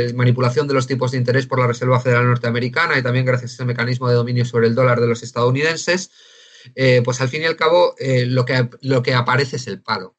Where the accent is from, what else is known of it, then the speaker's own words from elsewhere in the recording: Spain; somos españoles